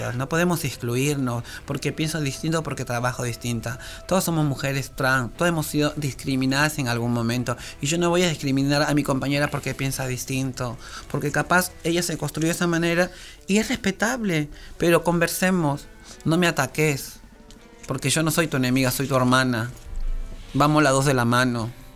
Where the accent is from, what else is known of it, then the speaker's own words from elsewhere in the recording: Peru; now in Argentina; soy de Perú